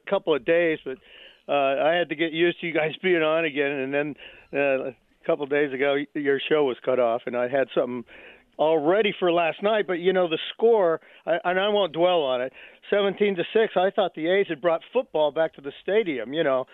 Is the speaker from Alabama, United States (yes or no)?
no; Los Angeles, California, United States; now in Mendocino, United States; I grew up in L.A., so of course I was a Dodger fan.